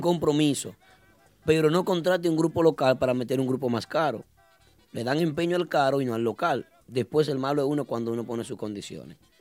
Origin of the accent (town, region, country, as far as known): Dominican Republic